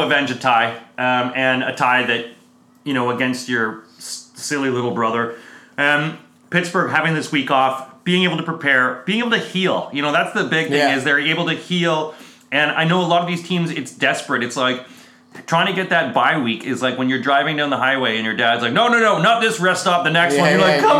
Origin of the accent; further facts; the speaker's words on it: Canada; as a Canadian.